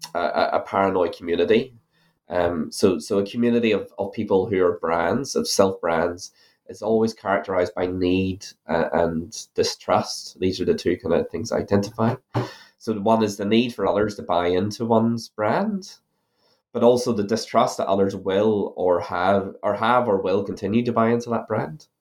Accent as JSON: {"language": "English", "country": "Ireland", "moved": "yes", "lives_now": "New Zealand", "said": "you might be able to tell from my accent that I'm originally from Ireland."}